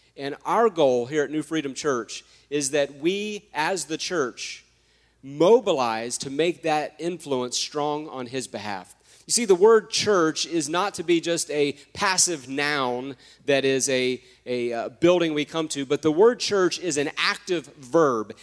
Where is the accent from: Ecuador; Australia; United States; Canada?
United States; I'm American